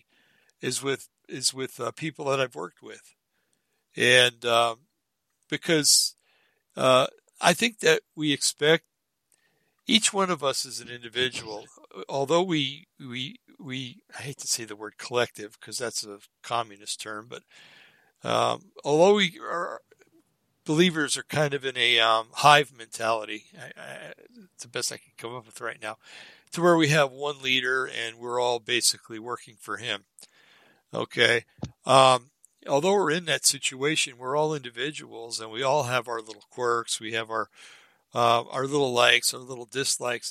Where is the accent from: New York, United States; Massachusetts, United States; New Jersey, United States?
New Jersey, United States; Bergen County; I grew up in Bergen County, New Jersey, where you always had to watch your back